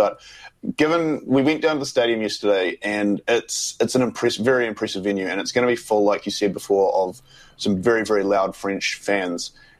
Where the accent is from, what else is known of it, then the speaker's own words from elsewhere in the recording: New Zealand; It's been quite quite jarring, really, as a New Zealander.